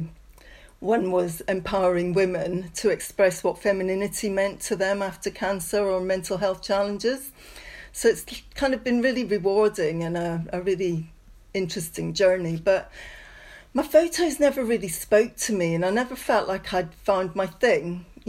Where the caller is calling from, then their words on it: Leamington Spa, West Midlands, United Kingdom; I'm calling from Leamington Spa in the UK.